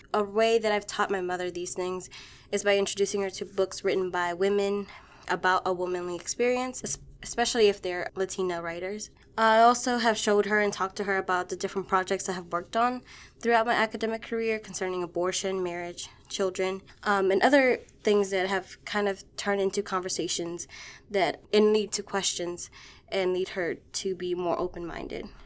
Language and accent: English; Washington, District of Columbia, United States; I grew up in Washington, D C, and I grew up Catholic.